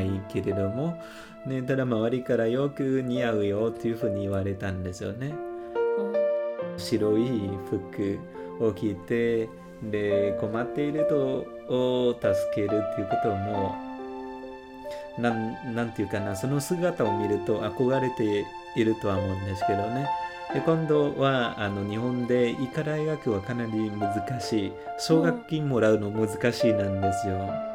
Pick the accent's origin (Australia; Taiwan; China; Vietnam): Vietnam; Northern Vietnam; Japanese is a second language; moved away as an adult; also born or lived in Ho Chi Minh City, Vietnam; now in Japan; 北出身なんですけれども